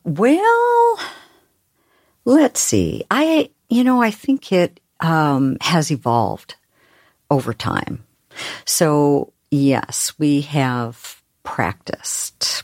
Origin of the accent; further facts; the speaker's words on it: Oregon, United States; I'm from Oregon, where we talk really slowly.